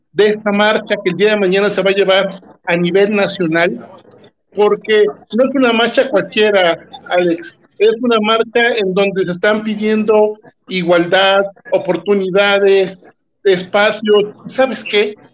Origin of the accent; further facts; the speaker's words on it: Veracruz, Mexico; mi tierra, Veracruz